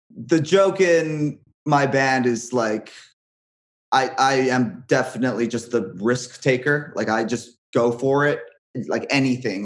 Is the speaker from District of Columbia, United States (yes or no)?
no; Hawaii, United States; moved away; I'm from Hawaii